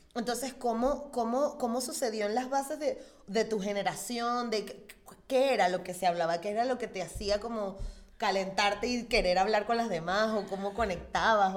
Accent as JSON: {"language": "Spanish", "country": "Venezuela", "said": "yo soy una mujer negra venezolana"}